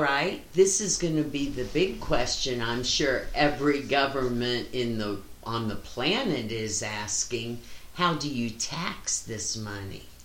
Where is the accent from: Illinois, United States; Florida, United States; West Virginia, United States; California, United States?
West Virginia, United States; moved away; growing up in West Virginia